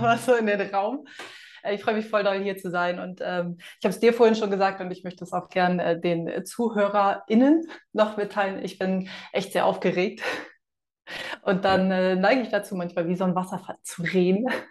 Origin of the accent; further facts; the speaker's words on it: Hamburg, Germany; now in Fuerteventura, Spain; ich bin eine Hamburger Dean